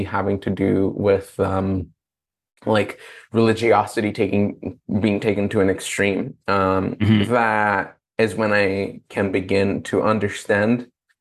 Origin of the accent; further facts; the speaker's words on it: Brazil; moved away; growing up in Brazil with a very religious family